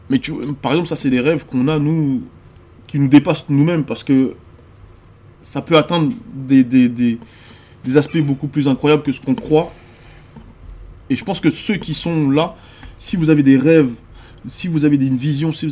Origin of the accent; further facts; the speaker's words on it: Côte d’Ivoire; moved away; Parce que moi j'ai quitté la Côte d'Ivoire pendant la guerre. Et je suis jamais retourné depuis.